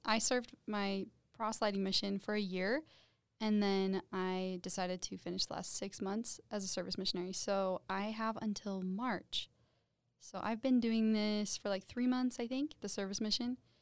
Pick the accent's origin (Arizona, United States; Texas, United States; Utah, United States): Utah, United States; St. George; I grew up in Saint George.